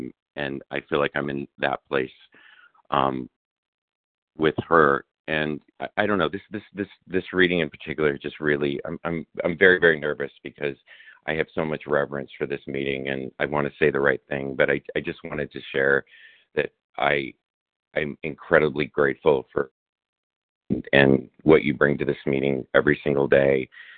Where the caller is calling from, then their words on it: Chicago, Illinois, United States; and I'm calling from Chicago.